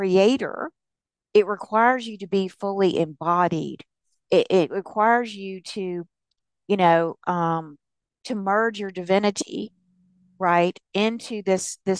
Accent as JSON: {"language": "English", "region": "the South", "country": "United States", "tie": "born or raised there", "said": "I was raised in the South"}